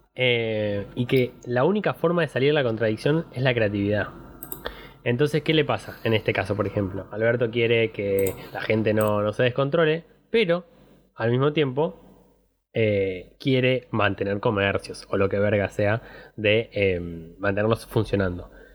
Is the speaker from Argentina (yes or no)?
yes; Argentina; nosotros, digo, en general argentino, se cría en crisis